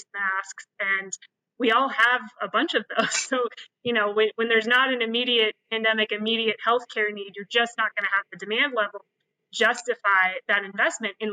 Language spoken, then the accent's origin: English; Kansas, United States; now in New York City, United States; I'm from Kansas.